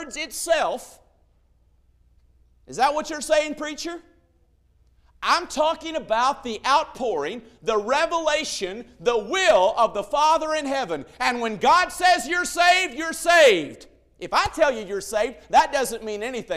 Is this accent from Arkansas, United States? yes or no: yes; Northwest Arkansas, United States; I was raised in Northwest Arkansas, transplanted there by a preacher and his wife